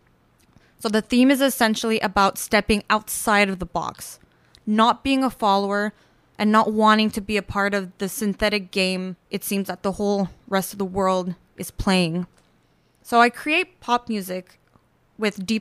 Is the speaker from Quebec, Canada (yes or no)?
yes; Montreal, Quebec, Canada; moved away as an adult; now in Toronto, Canada; Born and raised in Montreal, I moved here about 4 years ago to pursue music.